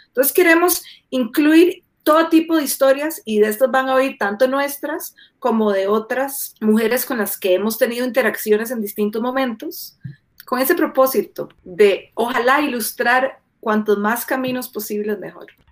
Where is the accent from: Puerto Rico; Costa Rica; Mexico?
Costa Rica; Guadalupe, San José; moved away as an adult; now in Colorado, United States; yo nací, crecí en Guadalupe viví eh, ahí durante casi toda mi vida